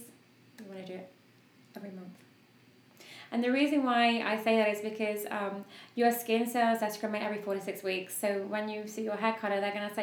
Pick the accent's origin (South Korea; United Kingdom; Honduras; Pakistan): United Kingdom; I'm a Brit